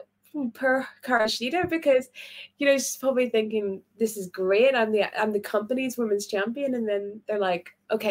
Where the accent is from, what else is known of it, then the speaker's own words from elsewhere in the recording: Belfast, Northern Ireland, United Kingdom; I'm from Belfast